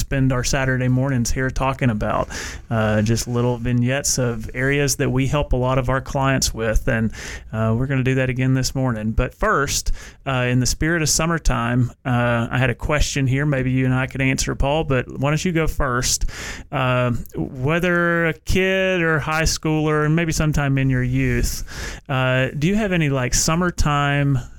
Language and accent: English; Middle Tennessee, United States; where I grew up in Middle Tennessee, it was about 30 minutes north of Nashville